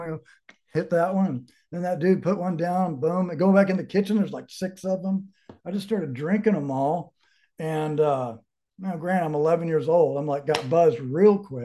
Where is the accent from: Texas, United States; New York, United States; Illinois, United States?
Texas, United States; Dallas; moved away as an adult; also born or lived in California; now in Colorado, United States; I grew up in Dallas, oldest of five kids